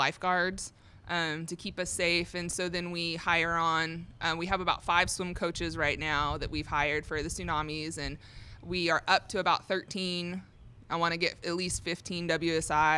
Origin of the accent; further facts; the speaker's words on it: Torrance, California, United States; moved away as an adult; now in College Station, United States; I'm originally from California. So I was born and raised in Torrance, California, and I moved out here